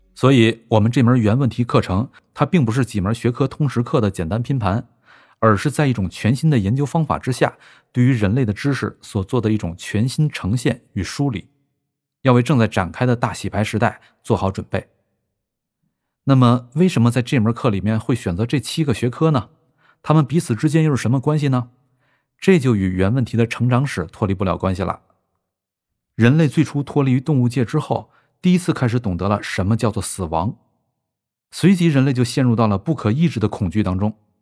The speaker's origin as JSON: {"language": "Chinese", "country": "China", "said": "我们作为中国人"}